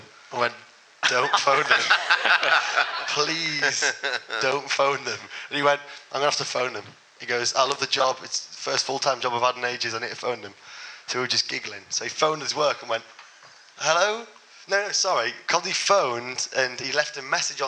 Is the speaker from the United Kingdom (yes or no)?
yes; Yorkshire and the Humber, United Kingdom; I'm from Yorkshire, the North East.